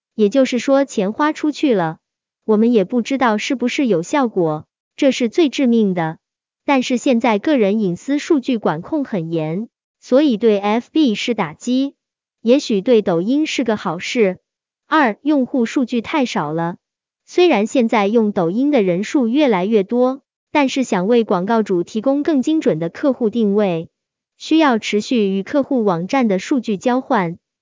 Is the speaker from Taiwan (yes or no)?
no; China; 我们中国人